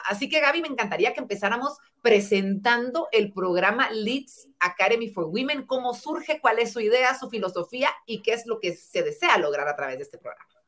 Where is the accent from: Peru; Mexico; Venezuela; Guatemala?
Guatemala